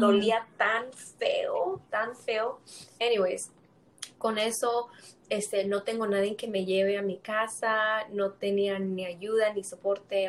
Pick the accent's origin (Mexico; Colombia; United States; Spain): United States; Greenwood; also born or lived in Atlanta, Georgia